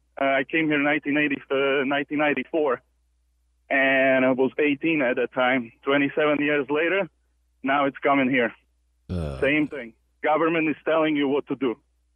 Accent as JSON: {"language": "English", "country": "Slovakia", "said": "I'm from Slovakia."}